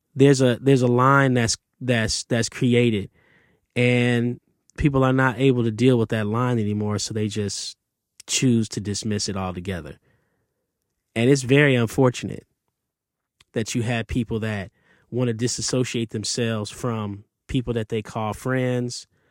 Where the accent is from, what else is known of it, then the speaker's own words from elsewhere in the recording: Detroit, Michigan, United States; growing up in Detroit, Canada was across the street